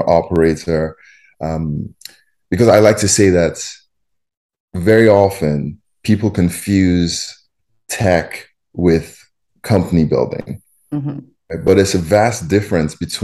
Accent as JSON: {"language": "English", "country": "Nigeria", "tie": "born or raised there", "also_born_or_lived": "Champaign-Urbana, United States / Boston, United States / Silicon Valley, United States", "moved": "as an adult", "lives_now": "Chicago, United States", "said": "born and raised in Nigeria, and then came to the U.S. for undergrad."}